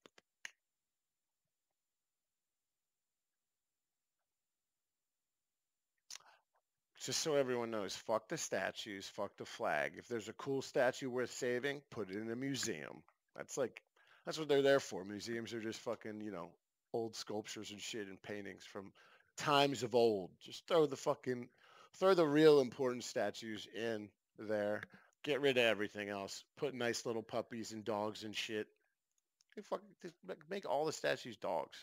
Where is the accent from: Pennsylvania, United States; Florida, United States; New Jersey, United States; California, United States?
Pennsylvania, United States; Philadelphia; I'm from Philadelphia